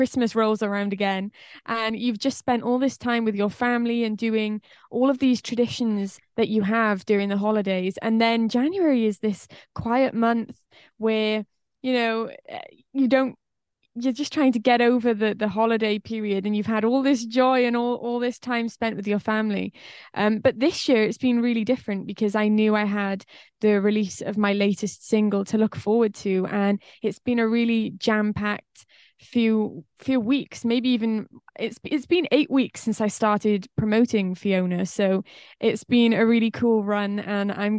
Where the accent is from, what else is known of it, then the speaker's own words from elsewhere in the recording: Wales, United Kingdom; accent: Welsh; I'm from Wales in the UK.